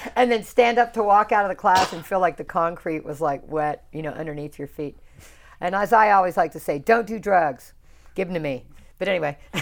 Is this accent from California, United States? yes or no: no; South Carolina, United States; moved away; I grew up in South Carolina.